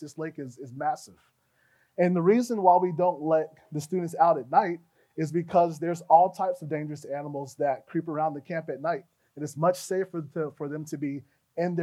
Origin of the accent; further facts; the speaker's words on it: Fort Lauderdale, Florida, United States; also born or lived in Gainesville, Florida; I grew up in Fort Lauderdale. That's where most of my developmental years were spent.